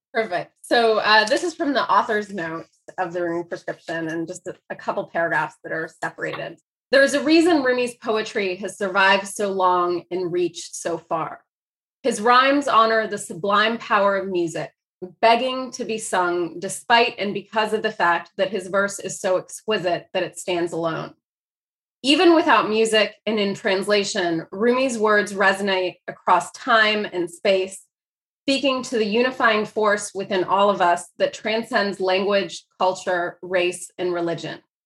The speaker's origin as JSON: {"language": "English", "town": "Dayton", "region": "Ohio", "country": "United States", "tie": "born or raised there", "also_born_or_lived": "Chicago / Iran / Greece / France", "first_language": "Persian", "said": "I grew up mostly in Dayton, Ohio"}